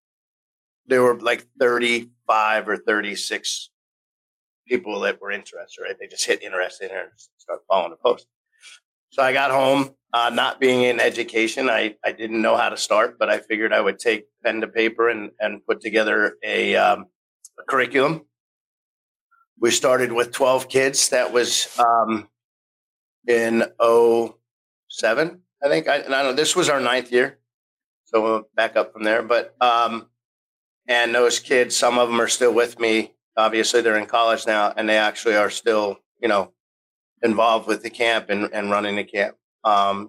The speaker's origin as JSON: {"language": "English", "town": "Fair Haven", "region": "New Jersey", "country": "United States", "tie": "born or raised there", "said": "I'm born and raised in Fairhaven. I'm fourth generation."}